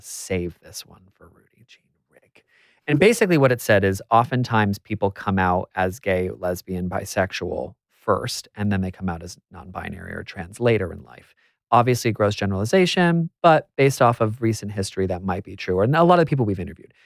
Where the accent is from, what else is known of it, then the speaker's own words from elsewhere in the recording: United States; I'm American